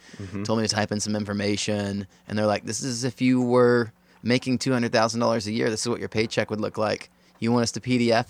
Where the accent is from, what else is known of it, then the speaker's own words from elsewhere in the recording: Texas, United States; I'm from Texas originally